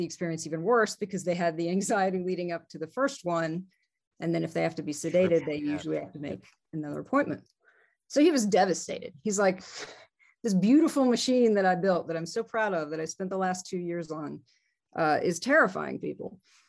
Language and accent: English; Georgia, United States; also born or lived in New Jersey; now in Denver, United States; I am from Georgia. Okay. I was technically born in New Jersey, but I lived in Georgia since I was four.